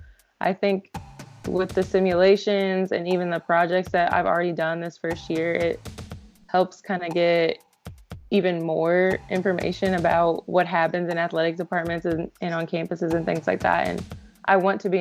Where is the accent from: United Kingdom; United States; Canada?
United States; Indianapolis, Indiana; also born or lived in Bellarmine University (Louisville, Kentucky); I am from Indianapolis